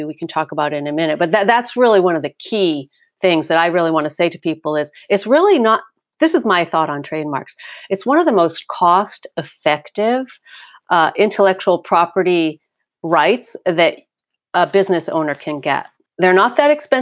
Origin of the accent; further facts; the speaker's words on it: Connecticut, United States; now in California, United States; I grew up on the East Coast